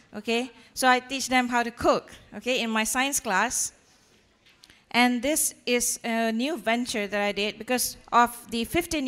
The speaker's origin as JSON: {"language": "English", "country": "Malaysia", "said": "I'm from Malaysia."}